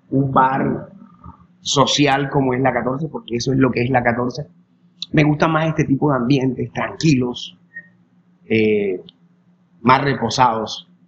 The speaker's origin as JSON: {"language": "Spanish", "town": "Sincelejo", "region": "Sucre", "country": "Colombia", "tie": "born or raised there", "said": "Yo soy de aquí y la verdad siempre he vivido aquí. Me encanta mi pueblo. Me encanta Cincelejo."}